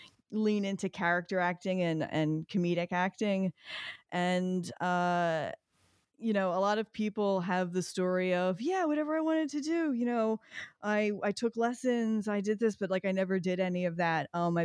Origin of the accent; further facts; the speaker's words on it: Philadelphia, Pennsylvania, United States; moved away as an adult; now in New York City, United States; I'm from Philadelphia. Oh, born and raised.